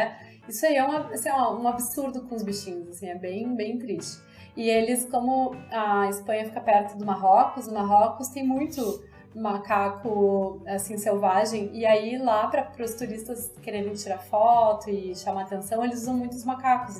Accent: Brazil; sendo brasileiros

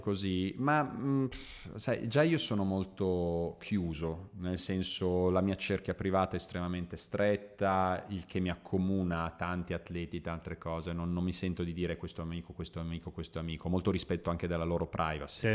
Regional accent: Croatia; io sono slavo, io sono croato

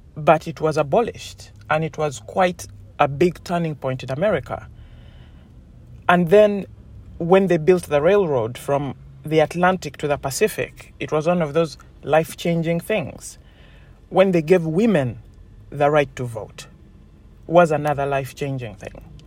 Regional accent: Uganda; moved away; I come from Uganda

